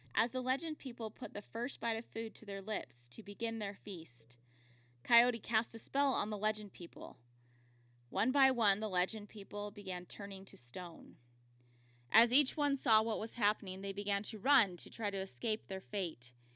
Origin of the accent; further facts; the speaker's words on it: Utah, United States; my home state of Utah